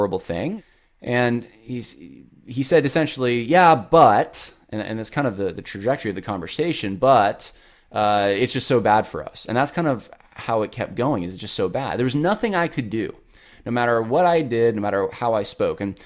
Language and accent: English; Lynchburg, Virginia, United States; I'm from Lynchburg